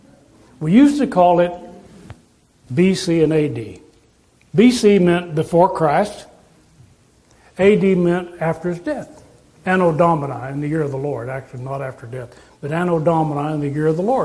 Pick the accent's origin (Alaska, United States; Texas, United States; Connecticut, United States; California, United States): Texas, United States; I'm from Texas